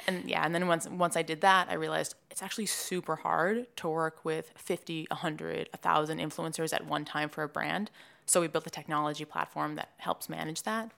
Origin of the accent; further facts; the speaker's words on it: Swampscott, Massachusetts, United States; moved away as an adult; also born or lived in North Carolina; now in New York, United States; I'm from Swampscott, Massachusetts. It's right outside Boston. I grew up there